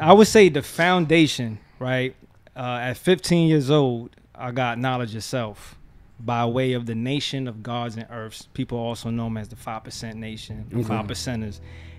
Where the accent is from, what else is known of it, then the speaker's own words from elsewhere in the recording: Paterson, New Jersey, United States; moved away as an adult; now in Essex County, New Jersey, United States; I'm from Patterson.